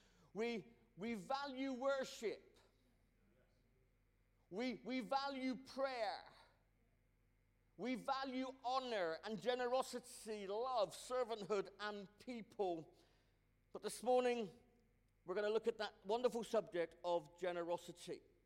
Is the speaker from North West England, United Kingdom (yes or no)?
no; Cornwall, South West England, United Kingdom; I'm Cornish. I'm West Country born and bred.